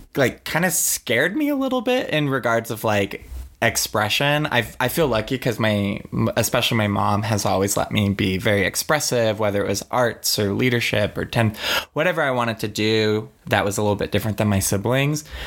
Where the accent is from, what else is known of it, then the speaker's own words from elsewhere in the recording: Oregon, United States; I grew up in Oregon, which was and where I lived in Willamette Valley was very liberal